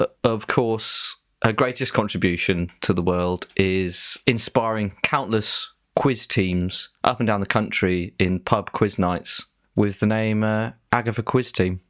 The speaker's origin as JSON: {"language": "English", "area": "Devon", "region": "South West England", "country": "United Kingdom", "said": "we're both from Devon"}